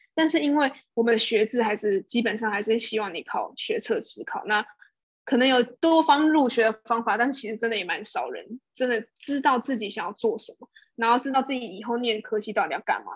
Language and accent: Chinese; Taiwan; moved away as an adult; now in Singapore; 我从小到大都在台湾长大